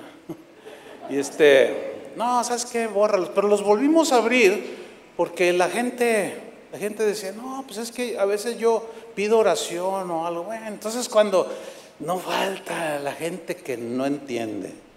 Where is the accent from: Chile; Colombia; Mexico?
Mexico; San Luis Potosí; moved away; fui a San Luis Potosí, donde yo nací.